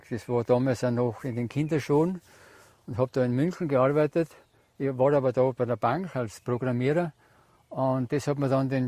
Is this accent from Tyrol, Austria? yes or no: yes; Aurach, Tyrol, Austria; ich komme aus Aurach, bin also ein waschechter Tiroler und äh, ich bin 71 Jahre alt